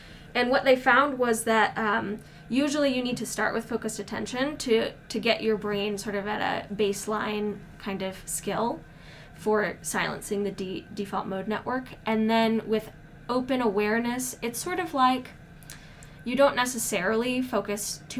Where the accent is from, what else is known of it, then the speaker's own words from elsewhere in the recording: Midwest, United States; I'm from the Midwest, and so sometimes I talk really fast